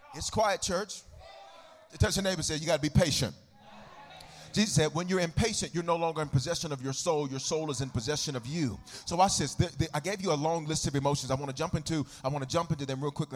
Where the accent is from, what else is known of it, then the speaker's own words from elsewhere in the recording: United States; I'm a, I'm an American